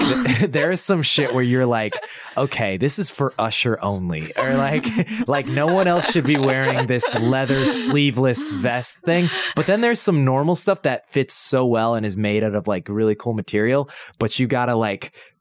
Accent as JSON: {"language": "English", "region": "Indiana", "country": "United States", "said": "Because I'm from Indiana. So I was like, oh shit, I've probably driven past this guy."}